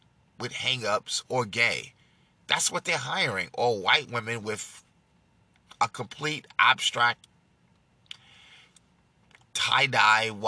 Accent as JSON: {"language": "English", "town": "New York City", "region": "New York", "country": "United States", "tie": "born or raised there", "moved": "yes", "lives_now": "Fort Worth, United States", "said": "I'm from New York. I was born in Manhattan"}